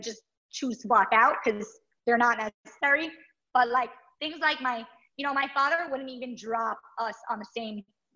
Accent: New York City, New York, United States; I grew up in Brooklyn across the street from my grandmother

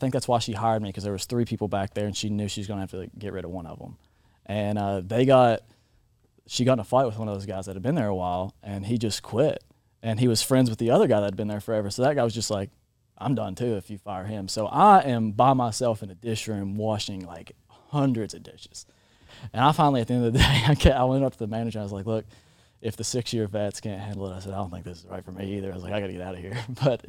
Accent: Waynesville, Kentucky, United States; Waynesville, Kentucky.

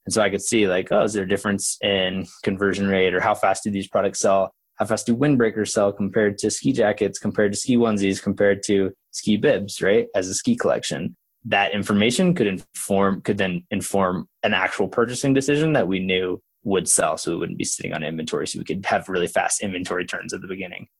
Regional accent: Oklahoma, United States; I grew up in Oklahoma

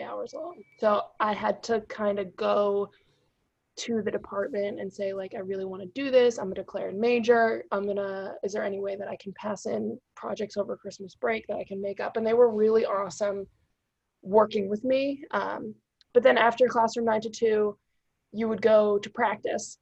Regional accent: North Shore, Massachusetts, United States; also born or lived in Melrose, Massachusetts / Virginia; now in Somerville, United States; I grew up on the North Shore

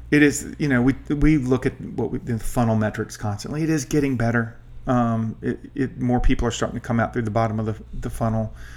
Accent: Colonial Heights, Virginia, United States; I grew up in Colonial Heights

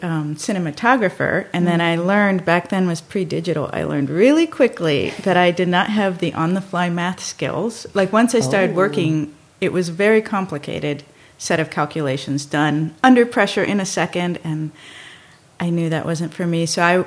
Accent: Miami, Florida, United States; also born or lived in Dominican Republic; So I grew up in Miami, Florida, and then in the Dominican Republic.

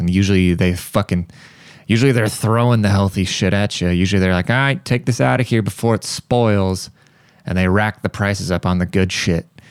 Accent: United States; I, as an American

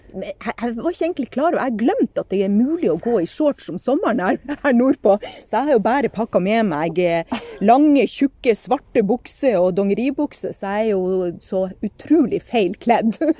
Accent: Sortland, Nordland, Norway; moved away; Født og oppvokst på Sortland

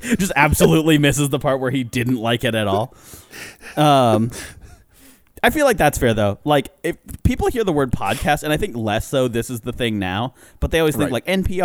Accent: Ireland; I'm Irish.

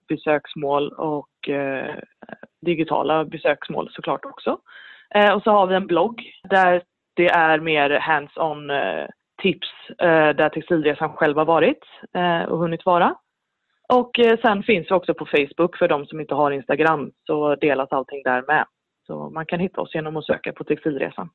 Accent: Sweden; moved away as an adult; now in Norway; jag är svensk

